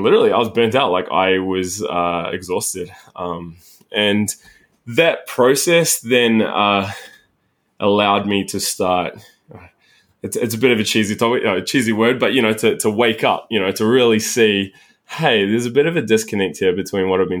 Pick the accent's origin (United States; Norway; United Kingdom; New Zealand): New Zealand; moved away as an adult; also born or lived in Sydney; So I grew up in New Zealand